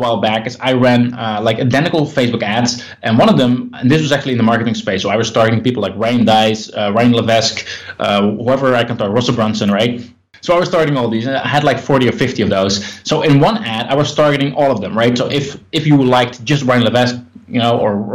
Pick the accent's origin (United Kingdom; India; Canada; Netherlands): Netherlands; I'm from the Netherlands